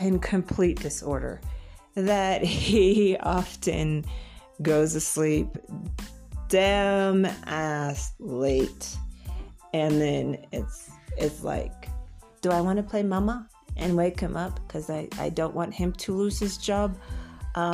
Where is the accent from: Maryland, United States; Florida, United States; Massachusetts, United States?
Florida, United States; moved away as an adult; now in Bogota, Colombia; I'm a transplant from Florida in the U.S. and seeking to settle here